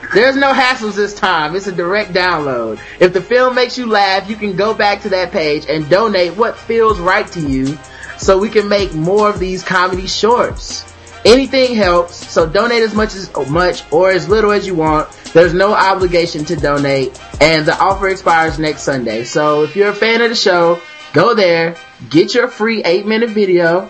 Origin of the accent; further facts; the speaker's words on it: the South, United States; I'm from the South, so people might think I'm saying right ask